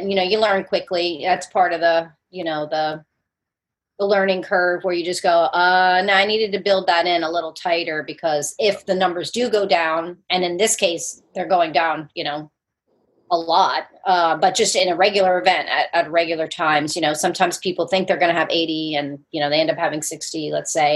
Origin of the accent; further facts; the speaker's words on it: New Jersey, United States; moved away as an adult; also born or lived in Brooklyn, New York; now in Charleston, United States; I grew up as a Jersey girl